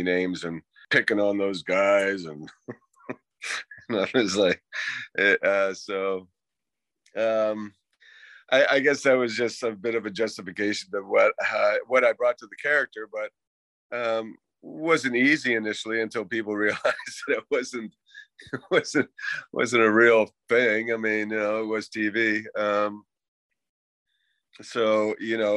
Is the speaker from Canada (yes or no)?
yes; Halifax, Nova Scotia, Canada; also born or lived in Boston, United States; I grew up in Halifax. My dad moved back to Canada when I was a young boy. I grew up in Halifax